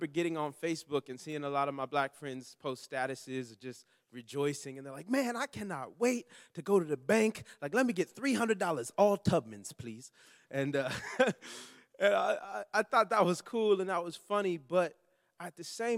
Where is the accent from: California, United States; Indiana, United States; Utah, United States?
California, United States; Long Beach; I'm from Long Beach, California